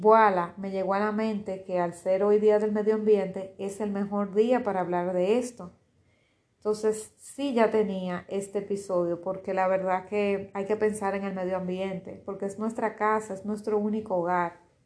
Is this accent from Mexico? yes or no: no; Dominican Republic; en mi país, en Dominicana